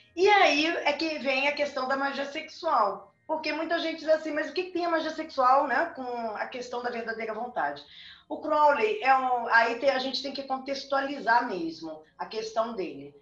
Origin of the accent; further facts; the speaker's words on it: Rio Grande do Sul, Brazil; also born or lived in Rio de Janeiro; now in Brasília, Brazil; Eu sou nascida no Rio Grande do Sul